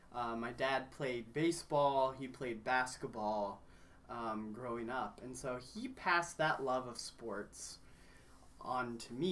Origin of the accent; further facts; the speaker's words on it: Kenya; also born or lived in Cincinnati, United States / Grayson, United States; now in United States; Well, I grew up in Kenya and was not born there. Was actually born in the good old state of Ohio.